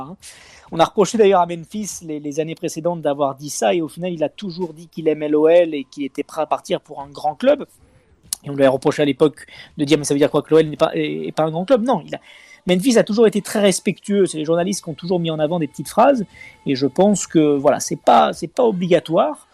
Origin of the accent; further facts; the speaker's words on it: Lyon, Auvergne-Rhône-Alpes, France; je suis né à Lyon 8 le 21 décembre 86, hein, et, fièrement donc lyonnais de, naissance et, de cœur